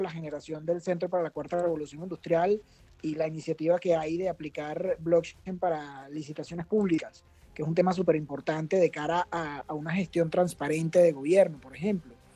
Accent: Caracas, Capital District, Venezuela; Yo soy venezolano, caraqueño.

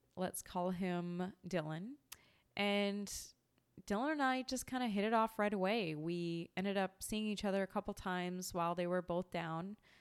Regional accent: small town an hour east of Vancouver, British Columbia, Canada; moved away as an adult; also born or lived in Manhattan, New York; now in New York, United States; I grew up in a small town about an hour east of Vancouver, British Columbia. Spent the first thirty years of life in Canada as a Canadian.

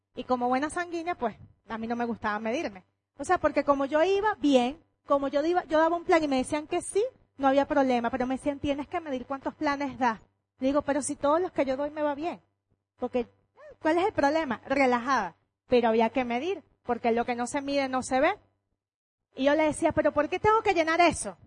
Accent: Venezuela; Cuando yo voy para otra parte, yo soy Venezuela donde me paro

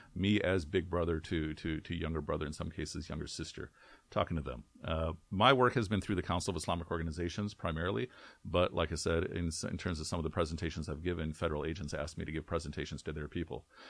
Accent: Chicago, Illinois, United States; also born or lived in Karachi, Pakistan / Frankfort, Illinois; I grew up in, in the Chicagoland, uh, community.

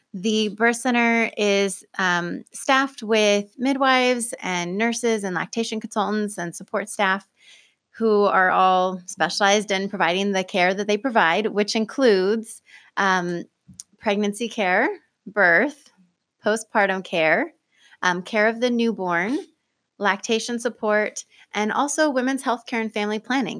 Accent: Pleasant Hill, Oregon, United States; I was born and raised here in Lane County. I grew up in Pleasant Hill

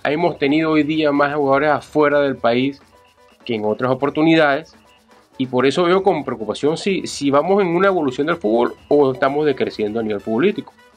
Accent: Anzoátegui, Venezuela; aquellas selecciones de Anzuategui con las cuales formamos algún momento parte

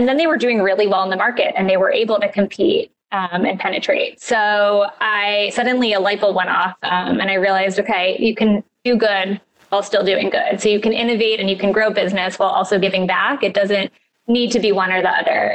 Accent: New York City, New York, United States; also born or lived in St. Louis; I am born and raised in New York City. I grew up on the Upper West Side, and I now live just across the park.

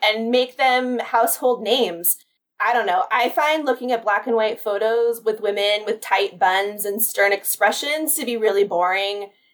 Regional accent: Carlsbad, California, United States; moved away; also born or lived in Pasadena, California; I grew up in the San Diego area, so Carlsbad specifically

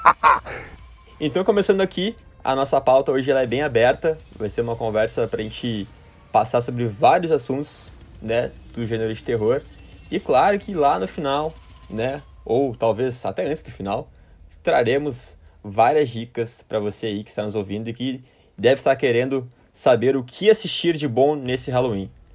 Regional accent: Porto Alegre, Rio Grande do Sul, Brazil; meus conterrâneos aqui de Porto Alegre

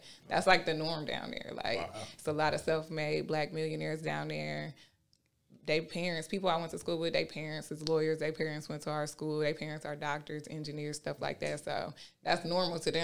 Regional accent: Fort Wayne, Indiana, United States; I'm from Fort Wayne, Indiana. I actually grew up on the east side, and then I moved to the south side of Fort Wayne.

